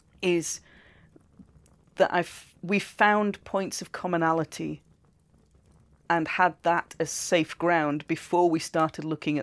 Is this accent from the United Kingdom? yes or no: yes; United Kingdom; I know do I'm British